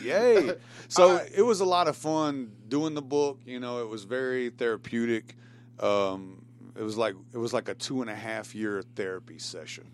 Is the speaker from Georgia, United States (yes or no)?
no; Shelbyville, Tennessee, United States; I'm from Shelbyville, Bedford County